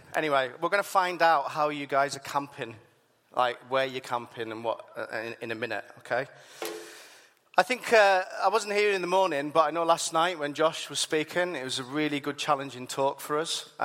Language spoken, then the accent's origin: English; Whitehaven, North West England, United Kingdom; I grew up there, I'm from there